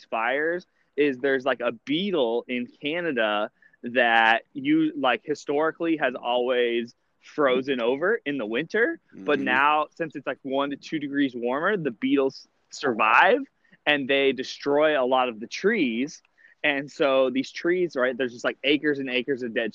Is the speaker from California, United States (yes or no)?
yes; California, United States; moved away; I grew up in California